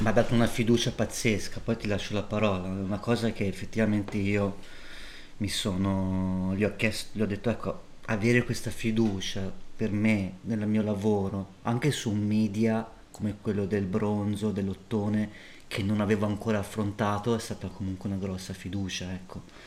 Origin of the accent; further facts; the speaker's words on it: Volterra, Tuscany, Italy; Io sono cresciuto a Volterra